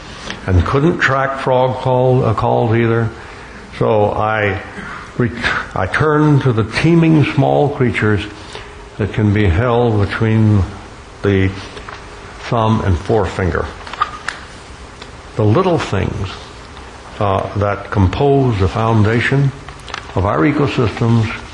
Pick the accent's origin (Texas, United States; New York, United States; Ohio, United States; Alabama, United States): Alabama, United States; Gulf Coast of; also born or lived in Florida; growing up on the Gulf Coast of Alabama and the Florida Peninsula.